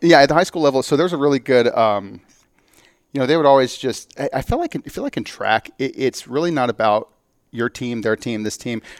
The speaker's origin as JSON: {"language": "English", "town": "Phoenix", "region": "Arizona", "country": "United States", "tie": "born or raised there", "said": "I'm here from, yeah, from Arizona, from Phoenix area."}